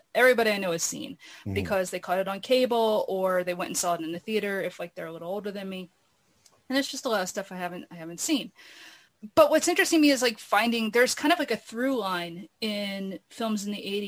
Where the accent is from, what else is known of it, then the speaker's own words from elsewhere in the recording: Philadelphia, Pennsylvania, United States; The neighborhood I grew up in Philadelphia